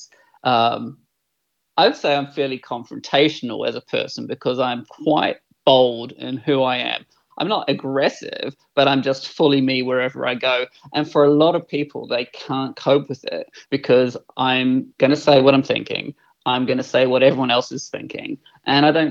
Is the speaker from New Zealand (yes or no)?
yes; New Zealand; moved away; I'm a Kiwi. I was born in New Zealand in the mid-70s and I grew up in a very right-wing Catholic family. And growing up as this skinny little white gay boy in small town New Zealand